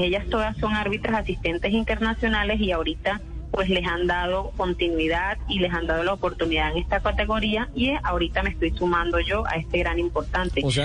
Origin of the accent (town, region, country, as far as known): Santa Marta, Magdalena, Colombia; born or raised there; moved away as an adult; now in Cúcuta, Colombia